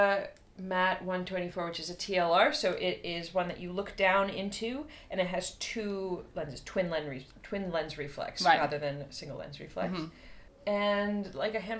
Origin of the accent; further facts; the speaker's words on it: Boston, Massachusetts, United States; I'm from Boston, I'm from the East Coast of the U.S.